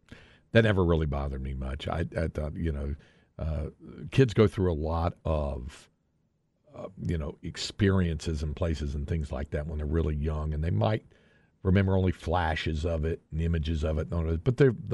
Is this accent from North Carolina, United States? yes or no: yes; North Carolina, United States; I grew up in North Carolina, so we didn't have Major League Baseball around us.